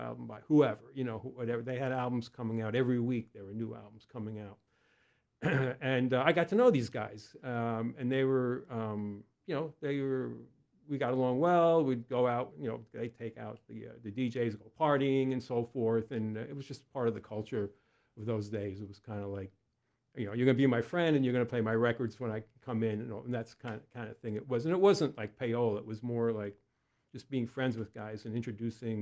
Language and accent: English; Westchester County, New York, United States; moved away as an adult; now in Lancaster County, United States; When I was growing up in Westchester, one of my brothers was a drummer